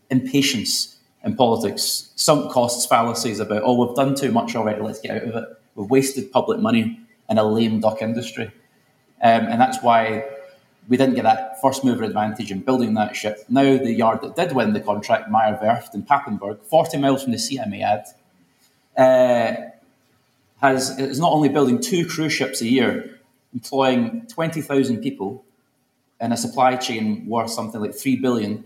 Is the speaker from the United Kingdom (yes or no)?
yes; Glasgow, Scotland, United Kingdom; I grew up in Glasgow